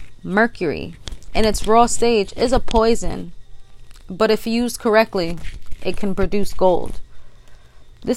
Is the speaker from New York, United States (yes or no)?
yes; New York City, New York, United States; I am from the Bronx, New York, the boogie down.